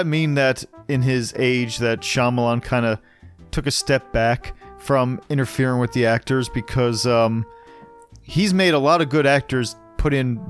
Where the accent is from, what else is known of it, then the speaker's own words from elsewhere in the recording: Bucks County, Pennsylvania, United States; we're from Bucks County.